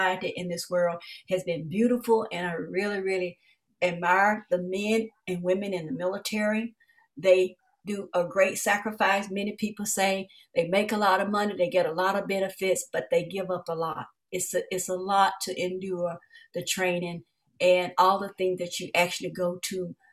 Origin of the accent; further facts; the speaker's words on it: Hickory Plains, Arkansas, United States; now in Maumelle, United States; I was born and raised in Hickory Plains, Arkansas